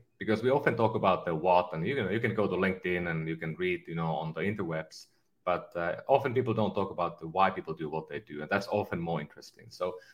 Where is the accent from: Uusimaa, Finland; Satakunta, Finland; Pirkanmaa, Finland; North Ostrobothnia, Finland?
North Ostrobothnia, Finland; Kempele; moved away as an adult; now in California, United States; I'm from a northern Finland small town called Kempele, and almost at the Arctic Circle